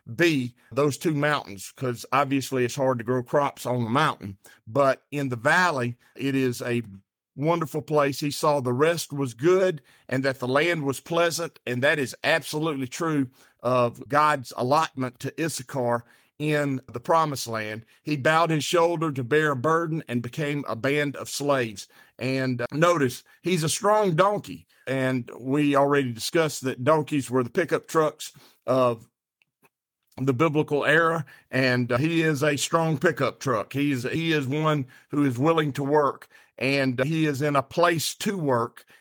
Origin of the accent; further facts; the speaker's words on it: the South, United States; I'm so country and I'm from the South